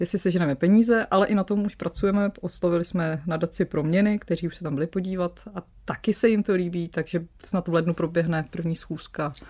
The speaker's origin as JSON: {"language": "Czech", "town": "Ústí nad Labem", "region": "Ústí nad Labem Region", "country": "Czechia", "tie": "born or raised there", "also_born_or_lived": "Pardubice", "moved": "as an adult", "lives_now": "Copenhagen, Denmark", "said": "já jsem vlastně ústečák. Když narodila jsem se v Pardubicích, ale asi od tří let žiju v Ústí nad mm Labem, takže vlastně Ústí je moje město, protože tak dětství si vlastně pamatuju jako z Ústí."}